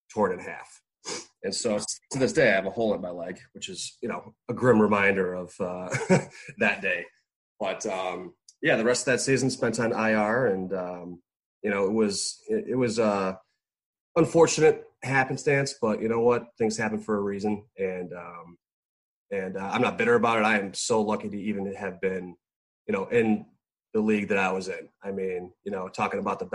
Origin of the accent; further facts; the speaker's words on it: Chicago, Illinois, United States; we were playing in Chicago, my hometown